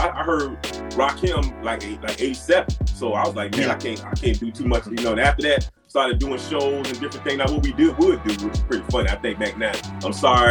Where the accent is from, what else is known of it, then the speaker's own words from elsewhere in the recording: Miami, Florida, United States; moved away as an adult; I'm from Miami-Dade County. You know, I grew up in the streets.